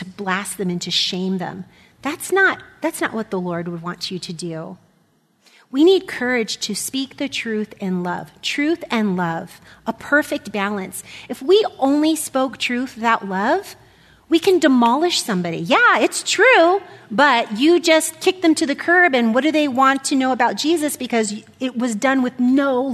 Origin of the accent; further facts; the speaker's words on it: United States; being an American